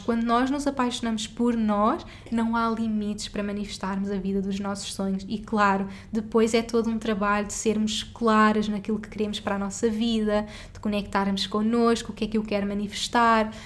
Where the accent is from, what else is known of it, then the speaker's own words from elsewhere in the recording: Portugal; moved away as an adult; also born or lived in Singapore; eu saí de Portugal e fomos viver juntos para Singapura